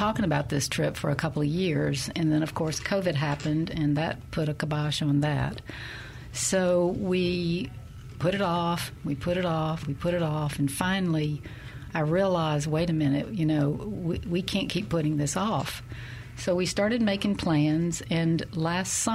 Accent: Jackson, Mississippi, United States; moved away as an adult; also born or lived in Vicksburg, Mississippi / Memphis / Miami; we moved to Jackson when I was three. I went all the way through the school system here

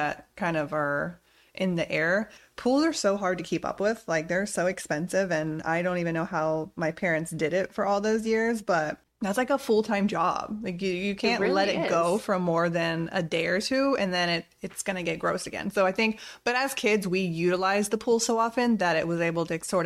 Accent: Florida, United States; growing up in Florida

